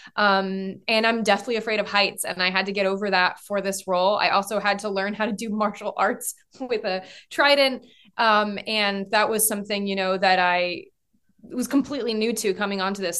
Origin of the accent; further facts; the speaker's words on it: France; moved away; I grew up in France